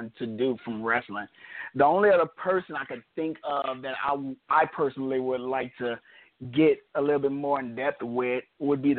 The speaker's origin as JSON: {"language": "English", "region": "Louisiana", "country": "United States", "said": "from Louisiana"}